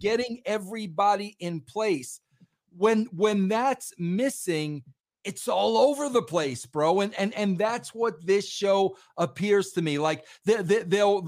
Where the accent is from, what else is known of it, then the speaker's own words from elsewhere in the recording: New York, United States; I'm a New Yorker through and through